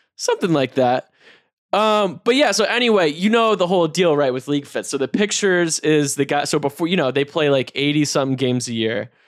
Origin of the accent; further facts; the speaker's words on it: Raleigh, North Carolina, United States; I'm a kid from North Carolina